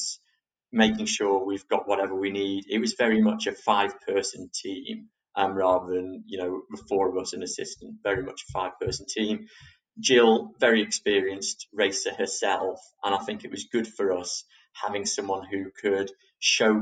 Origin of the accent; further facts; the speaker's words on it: England, United Kingdom; we're fair English roses who aren't really used to such extreme sun